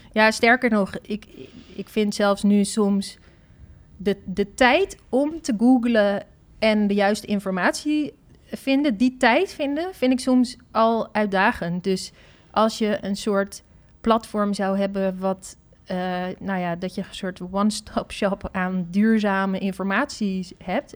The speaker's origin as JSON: {"language": "Dutch", "country": "Netherlands", "said": "als Nederlanders"}